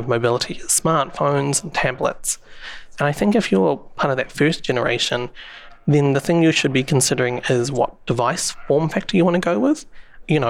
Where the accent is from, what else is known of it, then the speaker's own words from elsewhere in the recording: New Zealand; I don't know if you can tell from my accent, but I'm from New Zealand